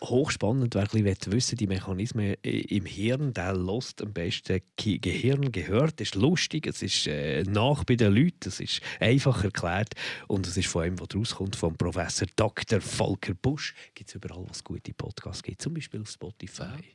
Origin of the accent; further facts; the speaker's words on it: Bern, Switzerland; moved away; am Bahnhöhenweg, wo ich aufgewachsen bin